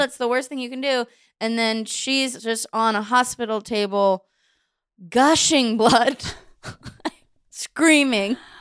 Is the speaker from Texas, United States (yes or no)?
no; Bay Area, California, United States; I was Baptist, but it's interesting 'cause I grew up in the Bay Area.